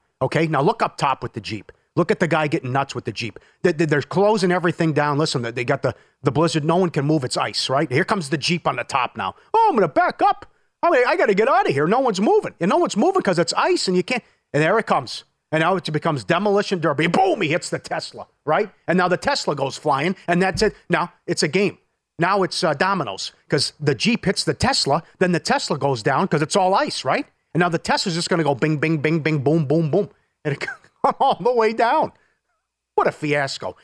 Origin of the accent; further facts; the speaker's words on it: Midwest, United States; We're from the Midwest